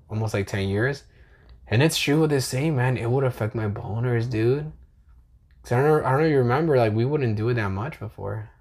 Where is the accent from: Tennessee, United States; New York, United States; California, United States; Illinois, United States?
California, United States; I'm from California